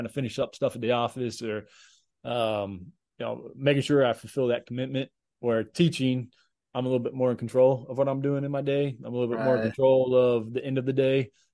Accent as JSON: {"language": "English", "town": "Woodbridge", "region": "Virginia", "country": "United States", "tie": "born or raised there", "also_born_or_lived": "Johnson City, Tennessee / Kansas", "moved": "as an adult", "said": "moved to Northern Virginia. So Woodbridge, just about 40 miles south of DC in the Woodbridge, Manassas area. So that's where I grew up, and I lived there until I went to college in Kansas"}